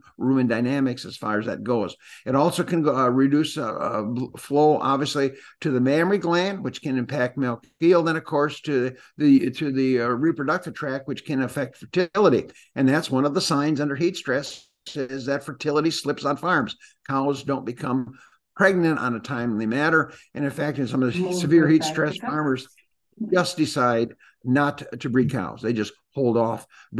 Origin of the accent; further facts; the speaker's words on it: Green Bay, Wisconsin, United States; moved away; also born or lived in Illinois; growing up in Wisconsin